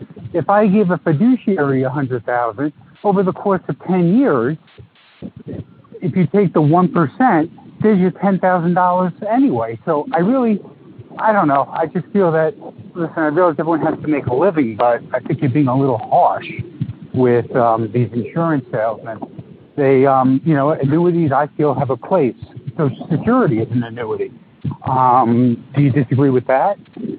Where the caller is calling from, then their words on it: New York, United States; Yes, hello, gentlemen. … I'm from New York.